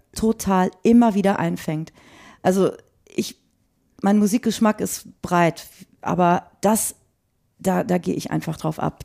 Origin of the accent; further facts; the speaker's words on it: Frechen, North Rhine-Westphalia, Germany; also born or lived in Cologne; ich bin in, in, Köln, in Frechen groß geworden und habe da auch äh, dann irgendwann mein Abitur gemacht.